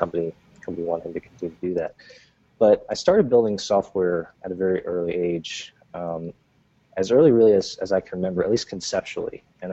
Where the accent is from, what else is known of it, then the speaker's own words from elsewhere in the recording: New Jersey, United States; I grew up in Jersey.